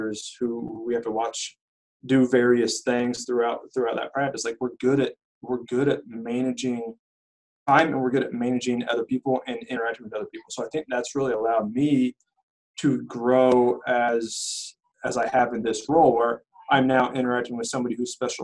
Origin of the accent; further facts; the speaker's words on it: Terre Haute, Indiana, United States; moved away as an adult; also born or lived in Wisconsin / Michigan; I was born and raised in Terre Haute